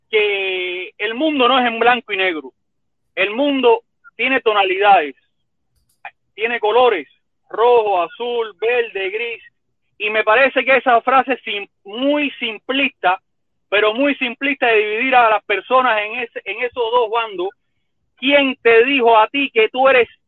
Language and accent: Spanish; Cuba; ¿por qué yo no le doy ese mismo derecho a otro cubano que nació en mi tierra